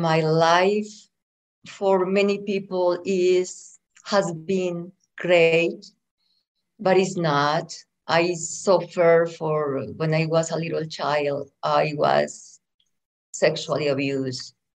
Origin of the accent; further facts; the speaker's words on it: Bogota, Colombia; English is a second language; moved away as an adult; also born or lived in Medellín area, Colombia / California, United States; now in Las Vegas, United States; I was raised in Bogota, which is the capital of Colombia